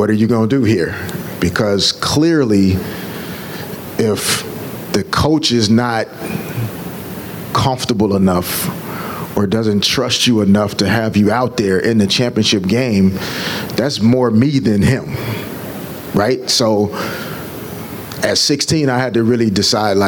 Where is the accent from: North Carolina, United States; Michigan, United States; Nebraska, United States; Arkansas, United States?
Arkansas, United States; Little Rock; moved away as an adult; now in Los Angeles, United States; growing up in Little Rock